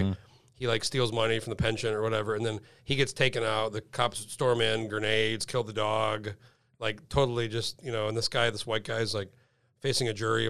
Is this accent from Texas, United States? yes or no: no; San Diego, California, United States; I was born in San Diego.